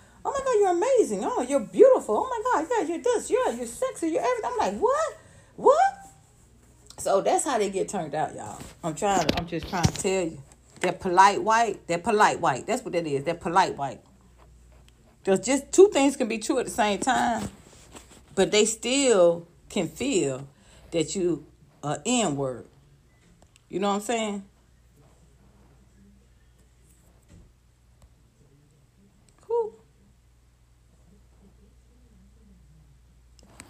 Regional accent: Atlanta, Georgia, United States; moved away as an adult; also born or lived in Los Angeles; I grew up in Atlanta, went to elementary school, high school, college

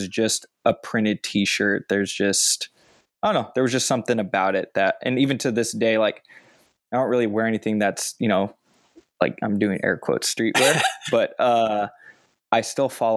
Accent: Chino Hills, California, United States; where I grew up in Chino Hills

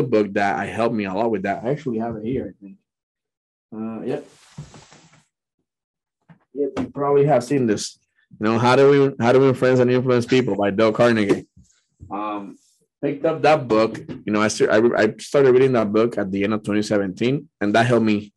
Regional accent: Puerto Rico; now in California, United States; I was born and raised in Puerto Rico

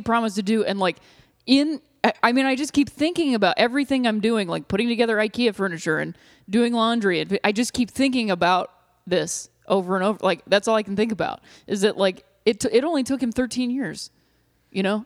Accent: Akron, Ohio, United States; moved away; I'm from Kenmore, Ohio, which was its own town for a long time until the forties

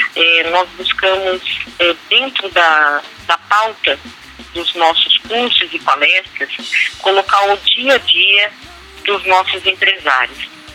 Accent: Brazil; nós, como bons brasileiros

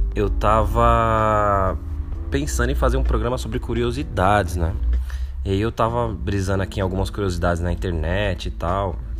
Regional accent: São Paulo, Brazil; eu morar no Capão Redondo

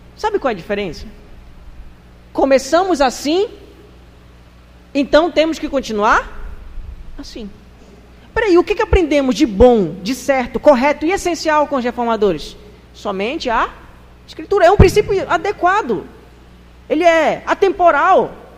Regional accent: Brazil; Nós somos brasileiros.

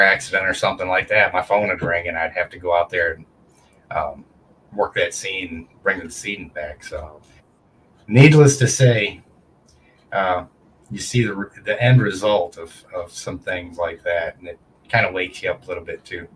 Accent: United States; I'm an American combat vet

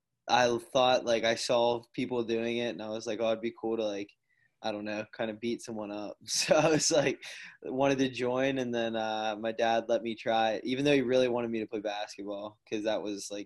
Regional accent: Pennsylvania, United States; born or raised there

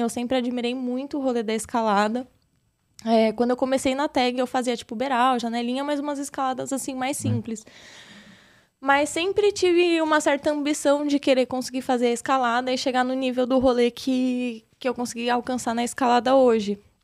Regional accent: São Paulo, Brazil; Eu nasci aqui em São Paulo mesmo. Da hora. Fui criada aqui no caos de São Paulo, pela região do centro.

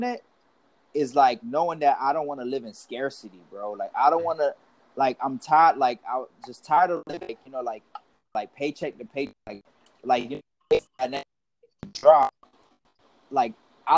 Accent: Miami, Florida, United States; I was born and raised in Miami.

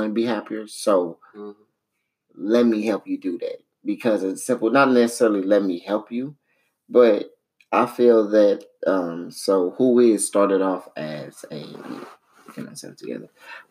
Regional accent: St. Louis, Missouri, United States; we all grew up down there

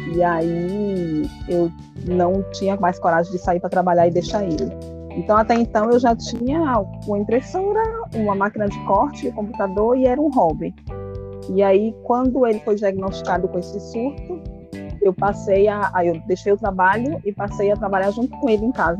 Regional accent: Feira de Santana, Bahia, Brazil; Eu sou de Feira de Santana.

